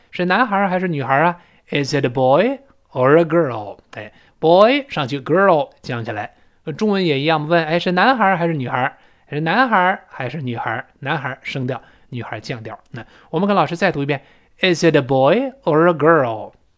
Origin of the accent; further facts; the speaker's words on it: China; 我们中国人